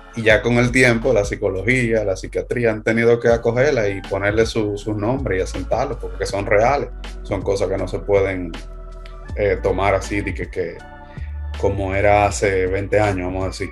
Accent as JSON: {"language": "Spanish", "country": "Dominican Republic", "said": "nosotros somos de República Dominicana"}